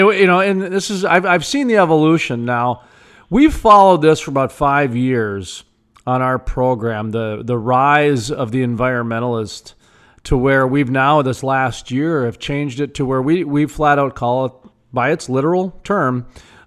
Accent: North Dakota, United States; I'm from North Dakota where we've got, I think, the cleanest air in the nation, and 70 to 90% of our state's powered by coal.

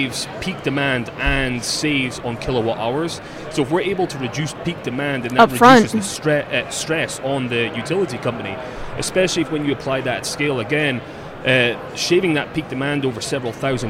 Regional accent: Scotland, United Kingdom; moved away; I'm from Scotland.

